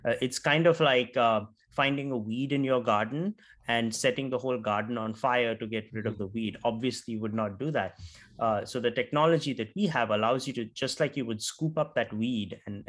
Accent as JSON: {"language": "English", "town": "Nagpur", "region": "Maharashtra", "country": "India", "tie": "born or raised there", "also_born_or_lived": "South India / West India", "moved": "as an adult", "lives_now": "United States", "said": "I'm from India, from a small town called Nagpur, which is the geographical center of India."}